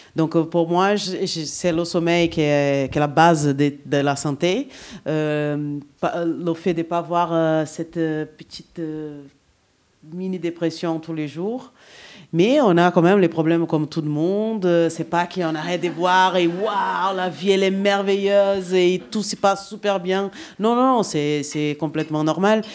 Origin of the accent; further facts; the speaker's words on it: Brazil; French is a second language; now in France; Je suis brésilienne